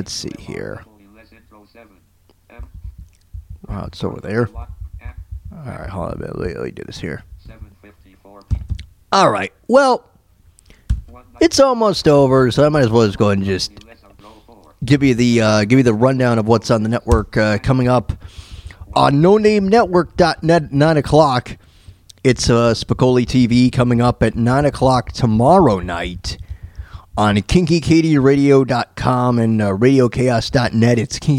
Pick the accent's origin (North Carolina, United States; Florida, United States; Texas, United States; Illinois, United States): Florida, United States; Tampa; also born or lived in Mount Kisco, New York; now in Leavenworth, United States; When I was growing up in Tampa